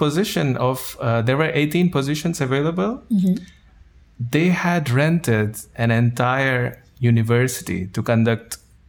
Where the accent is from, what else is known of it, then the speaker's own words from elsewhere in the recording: India; moved away as an adult; now in Netherlands; I'm from India. I live in the Netherlands now for about 6 years. I came here for my master's